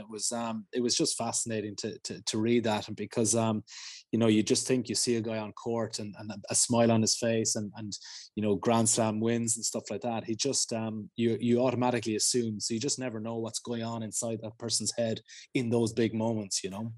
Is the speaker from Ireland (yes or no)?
yes; Ireland; being Irish